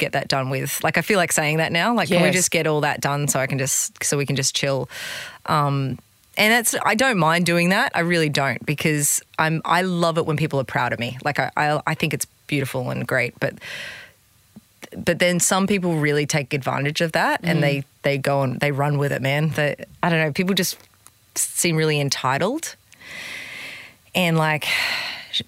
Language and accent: English; Gold Coast, Queensland, Australia; I'm just from the Gold Coast